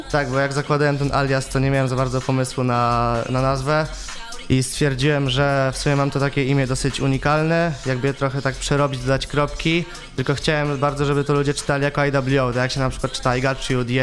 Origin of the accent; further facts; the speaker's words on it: Będzin, Silesian Voivodeship, Poland; ja jestem z Będzina. To jest okolica Będzin. Katowic.